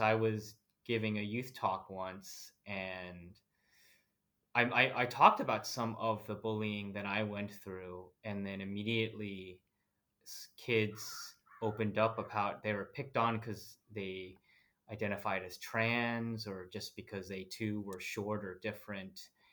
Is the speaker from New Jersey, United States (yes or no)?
yes; New Jersey, United States; moved away as an adult; now in Portland, Oregon, United States; I grew up in New Jersey, I am the son of two Filipino immigrants